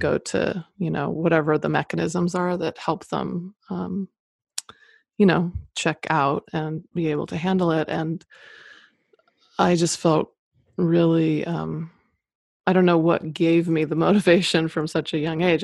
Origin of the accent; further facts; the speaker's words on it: Boise, Idaho, United States; moved away as an adult; also born or lived in Boston; I grew up in Boise, Idaho